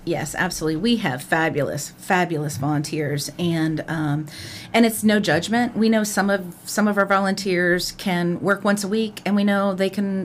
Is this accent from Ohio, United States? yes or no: yes; Clark County, Ohio, United States; I grew up in Clark County, Ohio